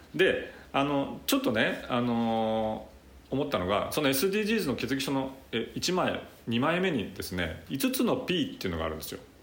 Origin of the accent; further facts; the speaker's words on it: Hanshin-Awaji area, Hyogo, Japan; 自分のふるさとの阪神・淡路大震災